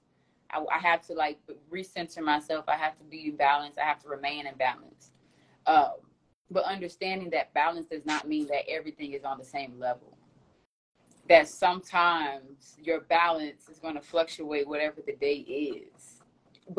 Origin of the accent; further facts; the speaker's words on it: Florida, United States; moved away as an adult; also born or lived in New York; Even though I'm from Florida, I've been gone for almost 9 years